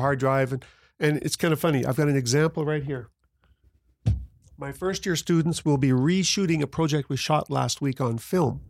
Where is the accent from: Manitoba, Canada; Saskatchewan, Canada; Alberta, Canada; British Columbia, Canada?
Alberta, Canada; Grande Prairie; I'm from Grand Prairie